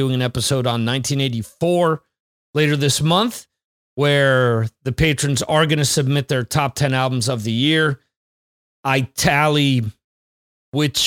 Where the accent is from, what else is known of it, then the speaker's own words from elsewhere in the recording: Dover, New Jersey, United States; moved away as an adult; I'm originally from New Jersey